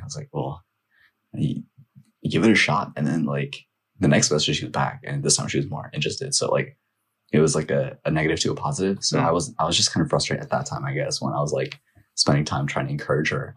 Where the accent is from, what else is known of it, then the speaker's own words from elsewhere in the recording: Northern Virginia, United States; also born or lived in Nepal; growing up here, um, especially in elementary school